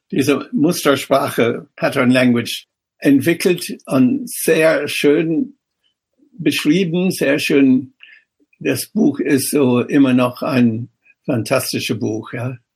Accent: Ireland; German is a second language; moved away as an adult; now in Germany; ich extra hm. nach Deutschland gekommen und nach Darmstadt damals, weil ich Städtebau nicht in Irland, wo ich herkomme, oder nicht in England studieren konnte.

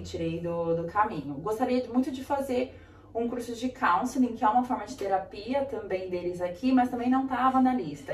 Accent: Brazil; moved away as an adult; now in Australia; no Brasil eu tive aula de espanhol na escola

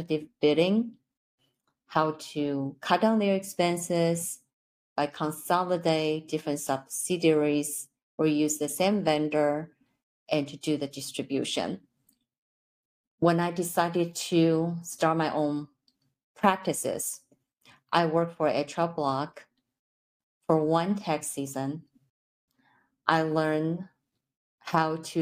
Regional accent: Taipei, Taiwan; English is a second language; moved away as an adult; now in United States; I'm originally from Taipei, Taiwan. I came here to obtain my master's degree.

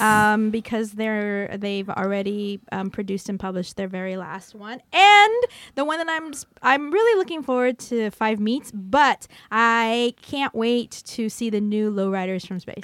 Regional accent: Hanford, California, United States; moved away; my hometown, Hanford, California.

